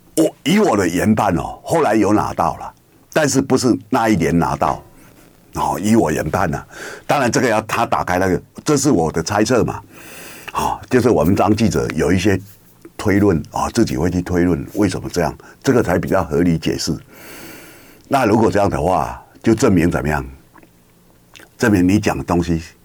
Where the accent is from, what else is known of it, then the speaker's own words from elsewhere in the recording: Kinmen County, Taiwan; 我是金门人